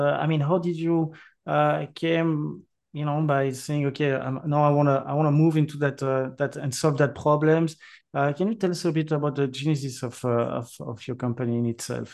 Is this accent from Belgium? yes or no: yes; Belgium; accent: French; English is a second language; my French accent, even though I'm from Belgium.